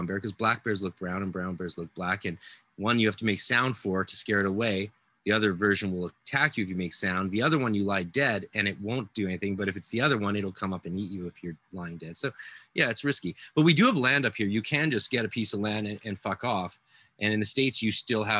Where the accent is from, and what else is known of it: Canada